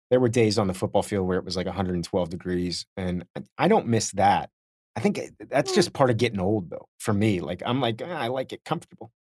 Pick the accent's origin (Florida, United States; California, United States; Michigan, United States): Florida, United States; Miami; I grew up in Miami.